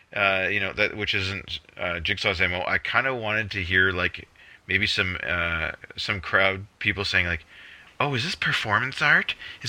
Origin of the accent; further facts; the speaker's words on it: Canada; And I'm not saying that as a Canadian